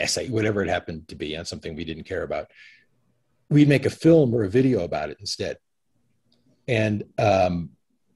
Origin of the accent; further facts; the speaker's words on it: Connecticut, United States; also born or lived in New York City; I grew up in Connecticut, though I consider myself a New Yorker